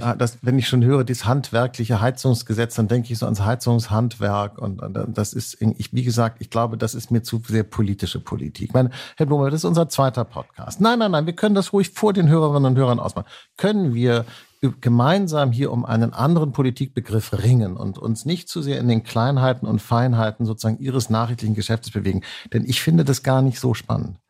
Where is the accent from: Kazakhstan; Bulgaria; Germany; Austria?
Germany; Hanseatic, Northern Germany; accent: Hanseatic nasal; weil ich hanseatisch näsele